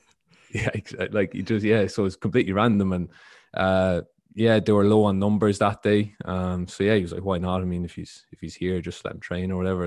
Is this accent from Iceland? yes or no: no; Ireland; moved away; I grew up in Ireland